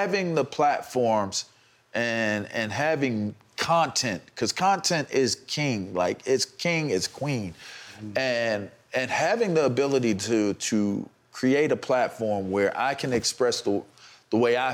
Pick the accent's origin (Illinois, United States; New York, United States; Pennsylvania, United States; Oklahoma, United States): Pennsylvania, United States; Pittsburgh; I'm from Pittsburgh. Like, if you know about being from the bird. and my family's from Homewood